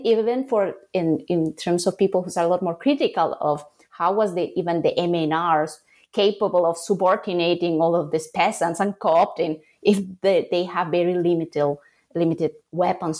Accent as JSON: {"language": "English", "country": "Bolivia", "tie": "born or raised there", "also_born_or_lived": "Salamanca, Spain / New York, United States / Charlotte, United States", "moved": "as an adult", "said": "I grew up in Bolivia"}